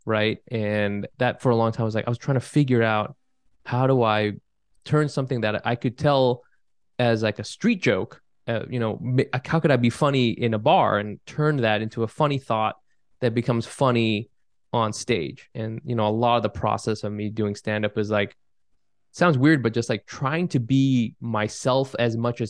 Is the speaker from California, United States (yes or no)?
yes; California, United States; now in Brooklyn, United States; I grew up in California